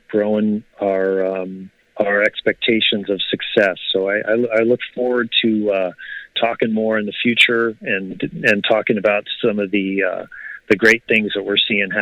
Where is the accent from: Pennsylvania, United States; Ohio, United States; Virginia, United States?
Ohio, United States; Growing up in Ohio